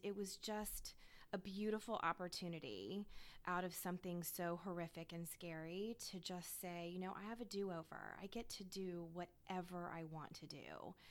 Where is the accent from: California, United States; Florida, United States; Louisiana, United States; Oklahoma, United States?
Florida, United States; Tampa; also born or lived in North Carolina / Washington D.C.; I'm actually originally from Tampa, Florida. So mm-hmm. I am a lifelong Florida girl